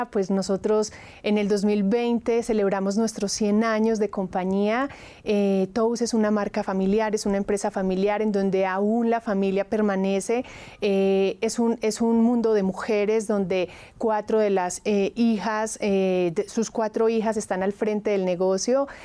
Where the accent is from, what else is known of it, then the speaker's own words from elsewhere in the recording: Colombia; now in Mexico; eso a mí como colombiana es lo que más me encanta. Yo desde el día uno me enamoré de las tradiciones, de la cultura, de la, comida, entonces pues creo que soy eh, colombiana de corazón, pero mi alma ya es